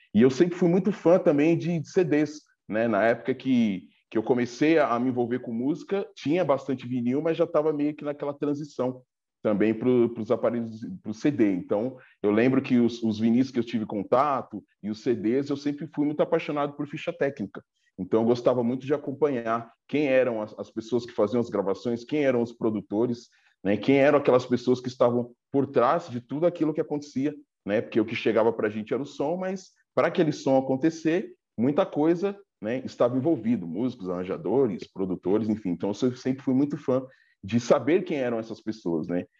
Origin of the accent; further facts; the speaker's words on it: Diadema, São Paulo, Brazil; eu sou aqui de Diadema, da região do ABC